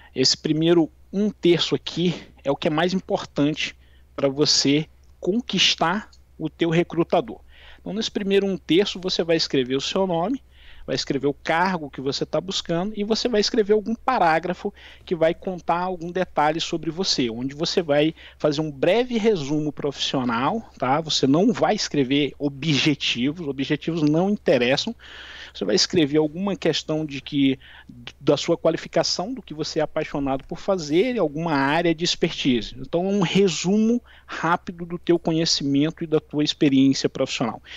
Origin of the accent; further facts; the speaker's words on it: São João dos Patos, Maranhão, Brazil; moved away; also born or lived in Brasília; eu sou natural de São João dos Patos, no Maranhão